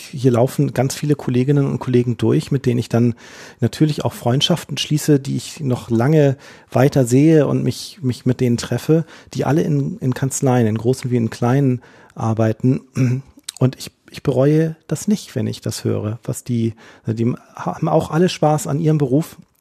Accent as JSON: {"language": "German", "region": "Hamburg", "country": "Germany", "tie": "born or raised there", "said": "ich tatsächlich gebürtiger Hamburger bin, dann im Hamburger Umland in die Schule gegangen bin"}